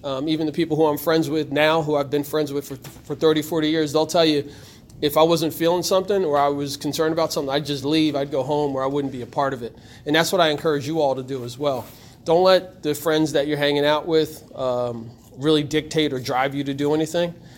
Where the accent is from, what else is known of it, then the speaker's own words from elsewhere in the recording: Trenton, New Jersey, United States; I was born here in Trenton